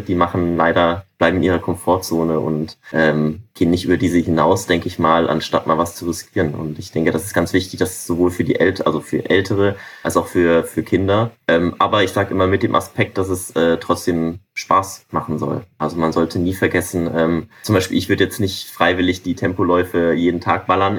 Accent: North Rhine-Westphalia, Germany; moved away; ich komme ja auch ursprünglich aus Nordrhein-Westfalen

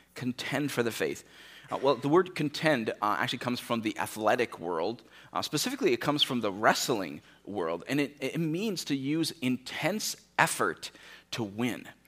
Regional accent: United States; we, as an American culture

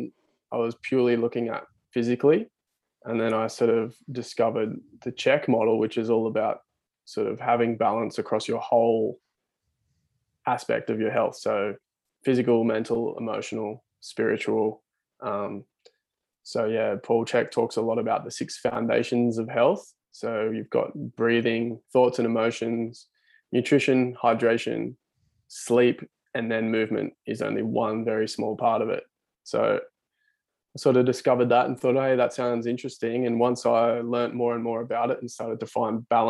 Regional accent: Central Coast, New South Wales, Australia; moved away as an adult; now in Newcastle, Australia; I'm originally from the Central Coast, moved to Newcastle

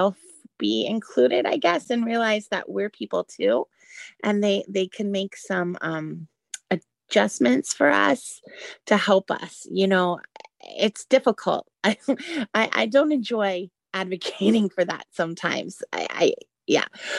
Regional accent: the Bay Area, California, United States; now in Orlando, United States; I'm from Florida. I grew up in the Bay Area.

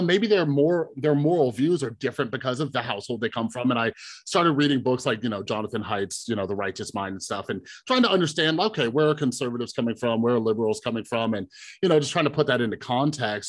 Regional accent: Las Vegas, Nevada, United States; I grew up here in Vegas

